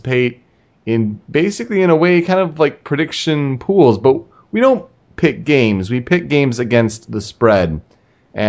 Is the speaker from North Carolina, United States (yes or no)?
no; Michigan, United States; living in Michigan, you know, growing up in Michigan